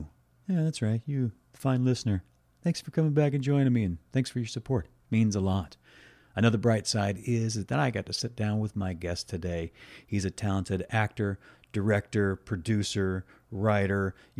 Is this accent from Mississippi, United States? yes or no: yes; 2 hours outside of New Orleans, Mississippi, United States; moved away; I grew up 2 hours outside of New Orleans